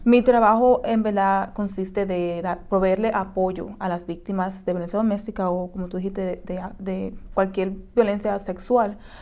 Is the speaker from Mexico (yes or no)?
no; Dominican Republic; now in United States